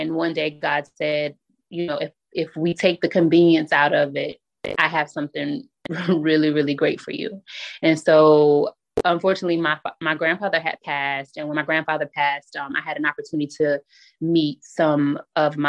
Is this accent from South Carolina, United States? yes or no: yes; South Carolina, United States; moved away as an adult; now in Bloomfield, United States; I recently relocated from South Carolina, which is my hometown, to Bloomfield, New Jersey.